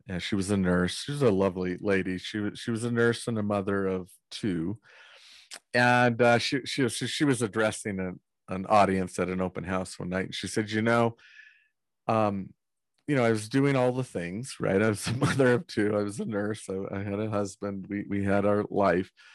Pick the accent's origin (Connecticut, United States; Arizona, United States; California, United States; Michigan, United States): California, United States; Northern; I grew up in Northern California